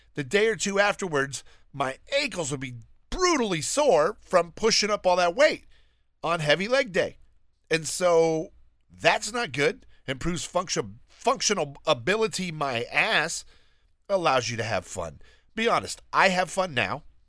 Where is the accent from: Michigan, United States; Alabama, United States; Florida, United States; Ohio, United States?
Alabama, United States; I'm from Alabama. I'm very proud to be from Alabama. That is where I am from. That's where I was born.